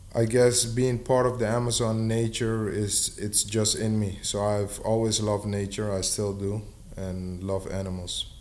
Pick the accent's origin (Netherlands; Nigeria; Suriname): Suriname; I'm from Suriname, South America